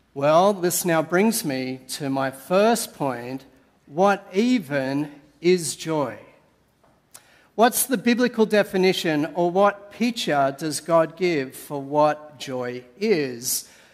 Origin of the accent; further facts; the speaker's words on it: Sydney, New South Wales, Australia; moved away as an adult; now in Canberra, Australia; I'm originally a Sydney sider